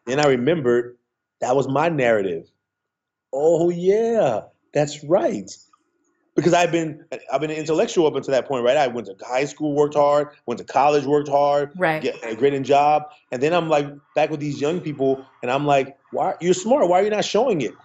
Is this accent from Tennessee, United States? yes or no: no; Oakland, California, United States; I grew up in Oakland